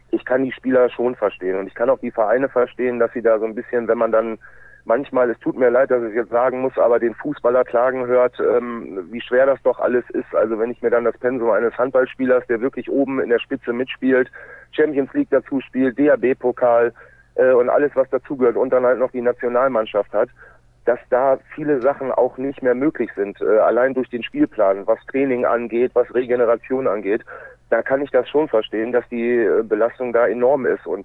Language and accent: German; Lübbecke, North Rhine-Westphalia, Germany; born there; also born or lived in Minden / Bremerhaven; ich bin tatsächlich in Lübbecke äh, zur Welt gekommen, habe dort die ersten vier Lebensjahre dann im Raum Minden gewohnt